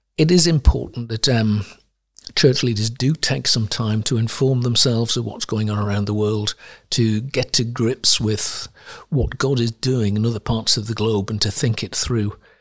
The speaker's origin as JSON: {"language": "English", "town": "Sunderland", "region": "North East England", "country": "United Kingdom", "tie": "born or raised there", "also_born_or_lived": "Ivory Coast", "moved": "yes", "said": "I grew up in Sunderland, in the northeast of England"}